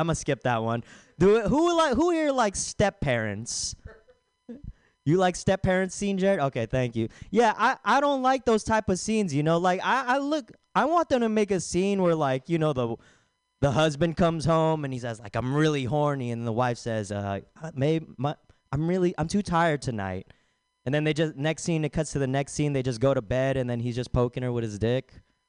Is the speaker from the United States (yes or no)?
no; Philippines; It's because I'm Filipino, yada yada.